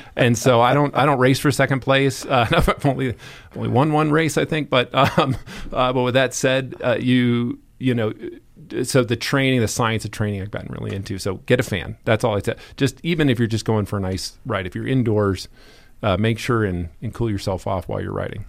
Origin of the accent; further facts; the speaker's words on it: Indiana, United States; moved away; also born or lived in Lakewood, Colorado; a little kid growing up in Indiana